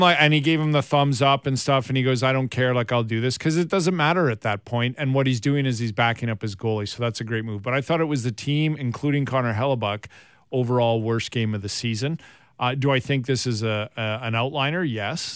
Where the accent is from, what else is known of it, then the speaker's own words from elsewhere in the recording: Alberta, Canada; I grew up in, in Alberta, in Western Canada